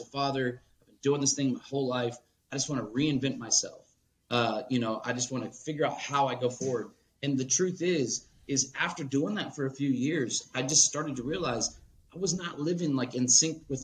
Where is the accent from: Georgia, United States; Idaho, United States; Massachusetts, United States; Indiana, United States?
Georgia, United States; Atlanta; also born or lived in Charleston, West Virginia / Pittsburgh; I was born in Charleston, West Virginia, which is like the birthplace of that mountain music, that old school, even polka, if you will, from my roots in Pittsburgh, to then growing up in Atlanta